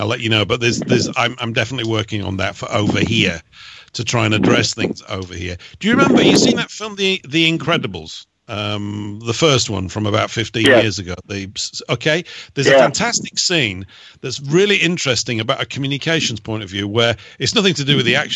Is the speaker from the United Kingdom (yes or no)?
yes; England, United Kingdom; I'm English